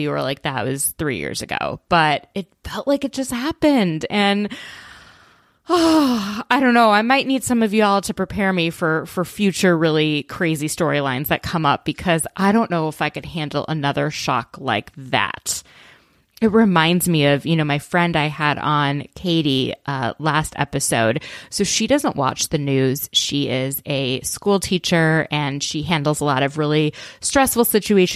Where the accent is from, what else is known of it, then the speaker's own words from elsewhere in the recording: outside of Minneapolis, Minnesota, United States; moved away; I grew up outside of Minneapolis.